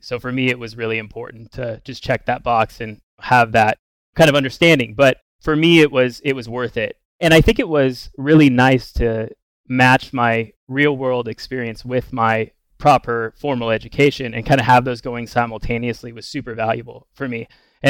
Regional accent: Bellingham, Washington, United States; I grew up in Bellingham, Washington, kind of almost on the Canadian border.

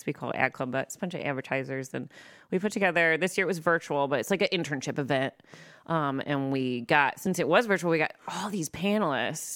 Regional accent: Monroe, Michigan, United States; also born or lived in Lincoln Park, Michigan; I'm from Monroe, Michigan, well, Lincoln Park, Michigan, then Monroe, Michigan

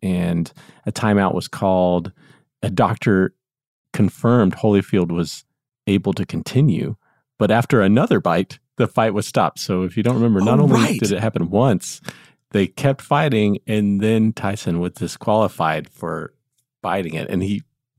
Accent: United States; as an American

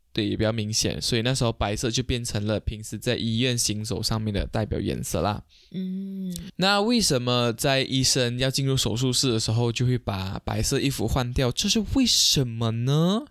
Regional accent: Malaysia; 我们马来西亚这边

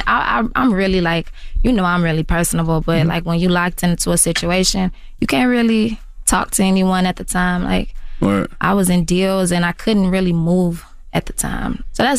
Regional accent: Chicago, Illinois, United States; y'all know me. I've been making music for a long time. I'm from Chicago.

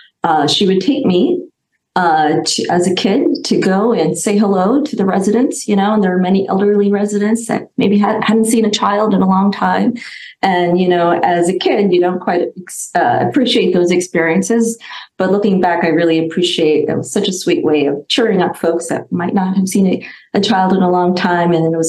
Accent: New York, United States; moved away as an adult; also born or lived in India; now in California, United States; I grew up in New York. and spent some, moved out to California in 2000. So really spent most of my childhood and young adult years in New York.

